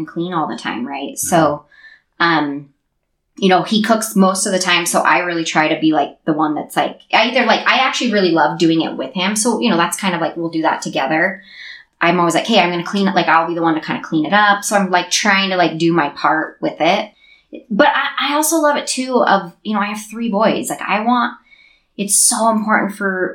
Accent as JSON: {"language": "English", "town": "Sandy", "region": "Utah", "country": "United States", "tie": "born or raised there", "said": "I grew up in Sandy"}